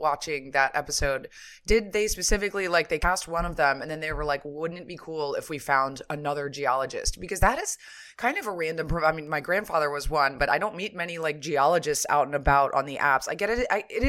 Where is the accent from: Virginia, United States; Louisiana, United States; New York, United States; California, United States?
Louisiana, United States; I'm from Louisiana, as you know